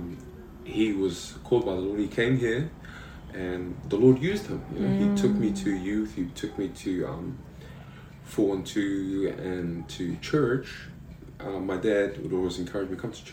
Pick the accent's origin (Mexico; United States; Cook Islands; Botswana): Cook Islands; Avarua; also born or lived in Manihiki; I was born on the island of Manihiki, and that's where I was born. I was raised here, and I was raised by my grandparents, who fell in love with me at a young age and said, "Hey, we want to raise this child," and yeah, I was raised here in Rarotonga, so I've been here pretty much 22 years of my life